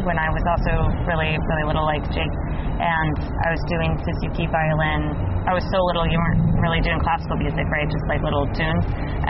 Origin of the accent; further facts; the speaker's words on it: Asheville, North Carolina, United States; I grew up in Asheville in North Carolina.